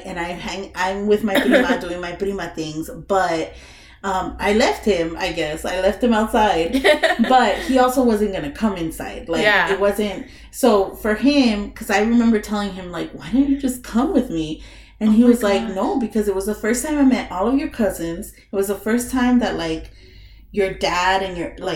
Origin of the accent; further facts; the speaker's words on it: California, United States; moved away; I'm from California